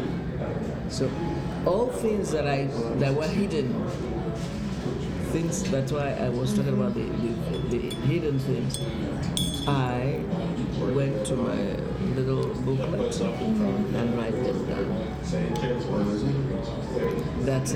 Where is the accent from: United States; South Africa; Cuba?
Cuba; Havana; I'm a Cuban, I was born in Havana, I was born and raised.